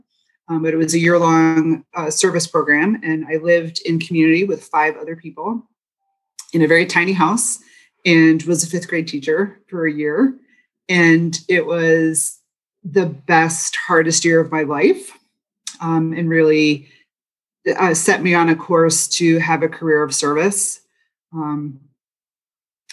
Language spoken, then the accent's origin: English; East Coast, United States; moved away as an adult; also born or lived in Boston; now in Michigan, United States; I'm not a Michigander. I'm a transplant, born and raised on the East Coast and went to school in Boston.